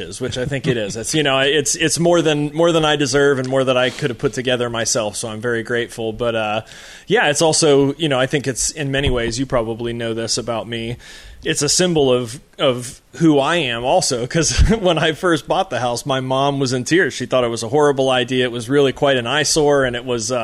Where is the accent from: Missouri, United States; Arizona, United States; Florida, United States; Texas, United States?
Florida, United States; Melbourne; also born or lived in DeLand, Florida; I grew up in Melbourne, Florida. I've always sort of been an East Coast kid